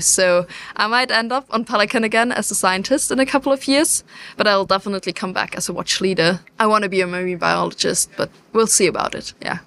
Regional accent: Germany; I am German, yes, so I, I'm not British

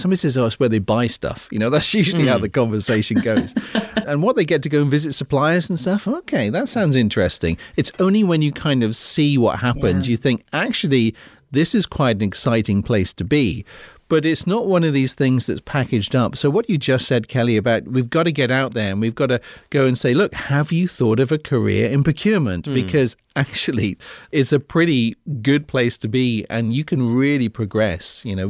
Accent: Cornwall, South West England, United Kingdom; I'm Cornish.

